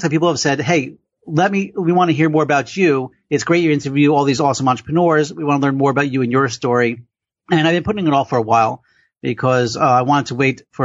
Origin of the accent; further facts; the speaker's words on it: Passaic, New Jersey, United States; I was born and raised in Passaic, New Jersey.